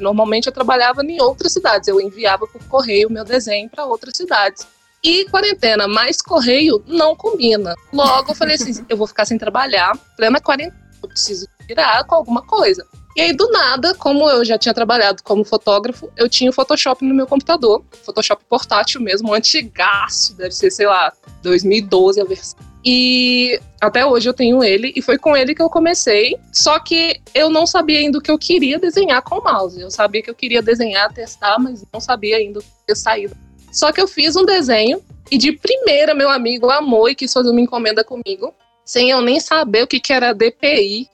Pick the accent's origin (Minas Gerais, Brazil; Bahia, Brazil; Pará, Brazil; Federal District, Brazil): Minas Gerais, Brazil; interior of; Eu fui do interior de Minas